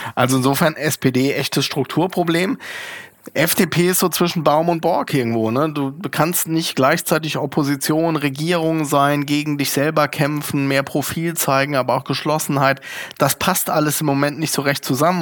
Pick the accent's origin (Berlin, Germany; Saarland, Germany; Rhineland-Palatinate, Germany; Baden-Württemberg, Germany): Berlin, Germany; als Berliner